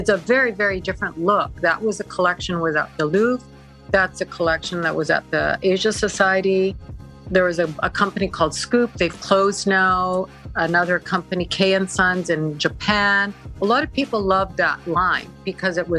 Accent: Vancouver, British Columbia, Canada; moved away as an adult; also born or lived in Arizona; I'm from Vancouver

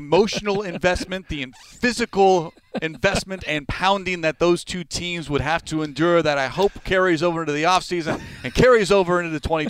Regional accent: California, United States; I've got the hometown.

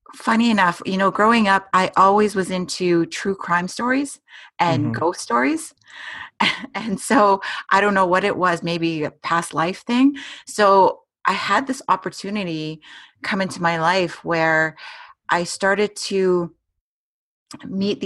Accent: Edmonton, Alberta, Canada; I was born and raised in Edmonton, Alberta.

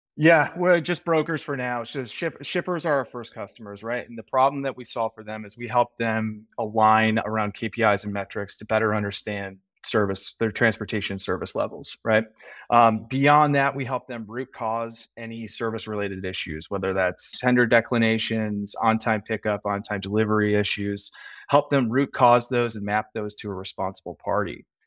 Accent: Chicago, Illinois, United States; moved away as an adult; also born or lived in Ohio / San Francisco; I am a uh, native Chicagoan, uh, born and raised

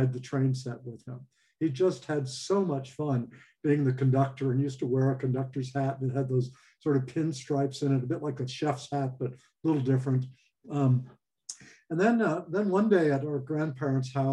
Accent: Los Angeles, California, United States; I grew up in Hollywood, actually. California, Los Angeles.

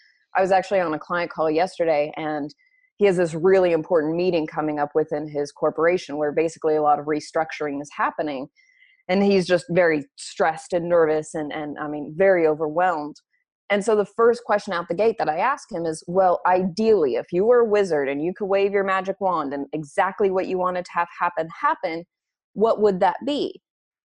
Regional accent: Oklahoma, United States; now in Los Angeles, United States; I'm an Oklahoma girl. I'm an Okie

